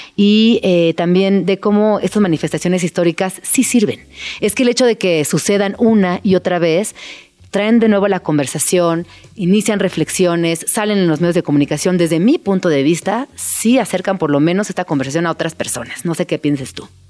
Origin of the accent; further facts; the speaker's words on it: Mexico; lo que somos los mexicanos